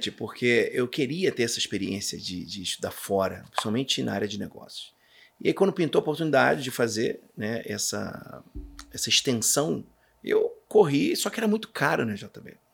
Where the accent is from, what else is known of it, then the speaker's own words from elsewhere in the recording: Rio de Janeiro, Brazil; de Janeiro, minha cidade Natal.